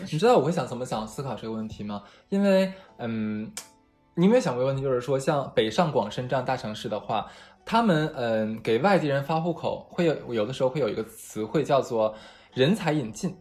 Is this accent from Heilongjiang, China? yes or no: yes; Harbin, Heilongjiang, China; moved away as an adult; 我的家乡哈尔滨